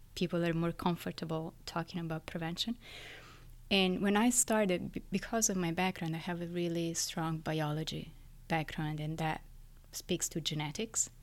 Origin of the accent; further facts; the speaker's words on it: Florence, Tuscany, Italy; now in New York City, United States; I was born and raised in Florence, in Italy, but I live in New York City.